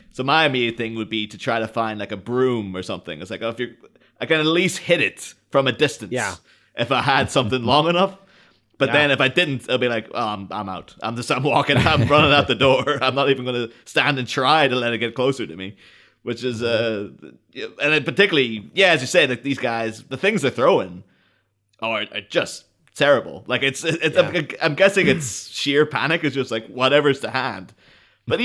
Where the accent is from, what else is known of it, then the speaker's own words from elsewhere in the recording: Ireland; You know, growing up in Ireland, like this something coming over called Milwaukee's Best is like, oh my god, it sounds so cool.